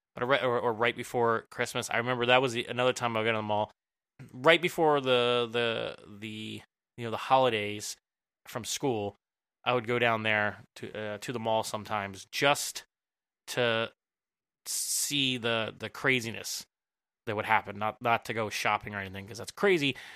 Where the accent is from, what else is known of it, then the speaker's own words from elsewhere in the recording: Philadelphia, Pennsylvania, United States; I'm from the Philly area